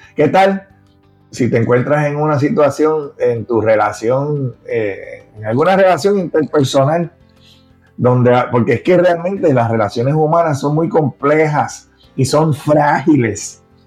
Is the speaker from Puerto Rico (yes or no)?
yes; Puerto Rico; accent: Puerto Rican; como boricua. ¿eh? el acento se conoce